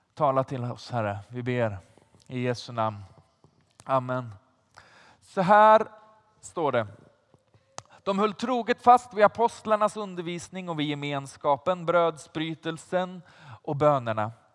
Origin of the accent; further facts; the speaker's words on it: Vargön, Västra Götaland, Sweden; now in Stockholm, Sweden; Jag, jag kommer inte från Stockholm från början, utan jag kommer från ett litet ställe som heter Vargön.